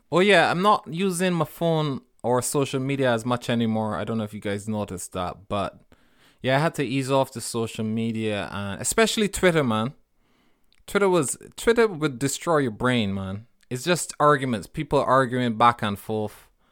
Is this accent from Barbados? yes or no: yes; Barbados; moved away; When I was growing up in Barbados